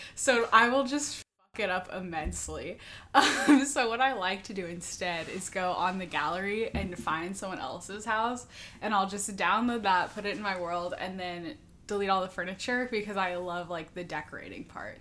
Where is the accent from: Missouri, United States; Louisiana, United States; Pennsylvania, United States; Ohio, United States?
Missouri, United States; Kansas City; also born or lived in Savannah, Georgia; I'm from Kansas City, Missouri